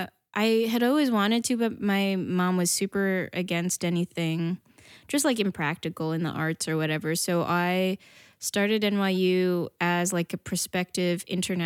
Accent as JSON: {"language": "English", "region": "New Jersey", "country": "United States", "tie": "born or raised there", "also_born_or_lived": "Toronto, Canada", "said": "I did. Well, I was born in Toronto, Canada, and then I moved to Jersey when I was 8 years old, so I mostly grew up there."}